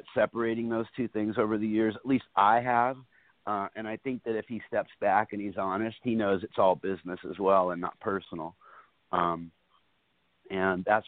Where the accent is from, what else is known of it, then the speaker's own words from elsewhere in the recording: New York City, New York, United States; back up there in my hometown